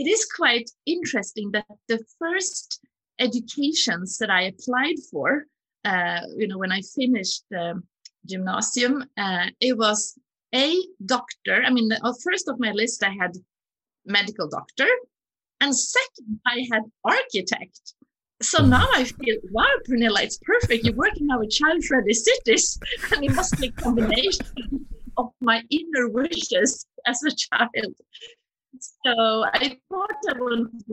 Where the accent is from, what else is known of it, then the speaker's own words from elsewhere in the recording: Stockholm, Stockholm County, Sweden; also born or lived in Gothenburg; I was born in a sort of one room apartment in Stockholm.